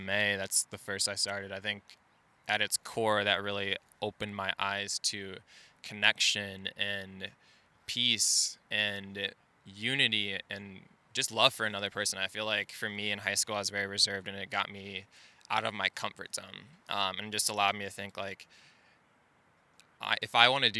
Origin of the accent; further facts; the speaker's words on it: Naperville, Illinois, United States; I'm originally from suburbs of Chicago, Naperville, Illinois.